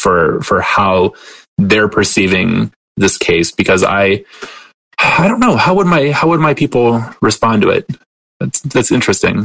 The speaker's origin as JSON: {"language": "English", "town": "Detroit", "region": "Michigan", "country": "United States", "tie": "born or raised there", "moved": "yes", "lives_now": "Wilkes-Barre, United States", "said": "I grew up outside of Detroit as well"}